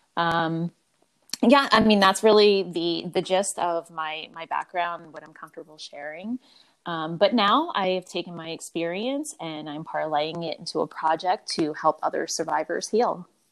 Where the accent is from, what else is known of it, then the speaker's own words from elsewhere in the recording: Philadelphia, Pennsylvania, United States; I was born and raised in Philadelphia.